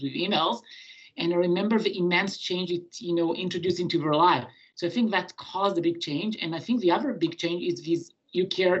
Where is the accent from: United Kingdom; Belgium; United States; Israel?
Israel; moved away as an adult; now in Montreal, Canada; I was born in Israel, and I did my pediatric and general medicine training in Israel